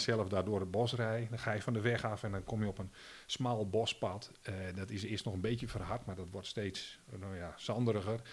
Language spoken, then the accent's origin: Dutch; Netherlands; Als Nederlander